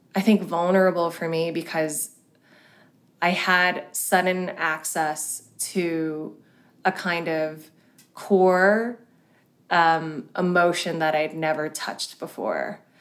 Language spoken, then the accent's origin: English; Hong Kong; I was born in Hong Kong, which is a very traditional and quite kind of hierarchical culture